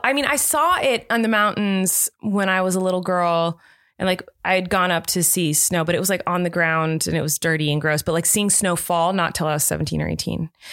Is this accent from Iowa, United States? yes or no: no; Southern California, United States; I grew up in Southern California